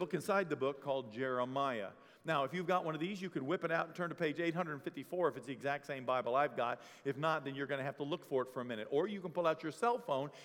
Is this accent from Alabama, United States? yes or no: no; Bangor, Maine, United States; moved away; I'm from Bangor, Maine. That's where I'm actually from.